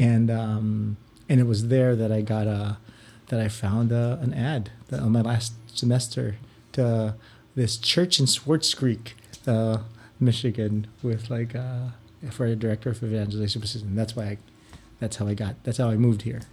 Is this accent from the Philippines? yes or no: yes; Philippines; moved away as an adult; now in Ann Arbor, United States; I grew up in the Philippines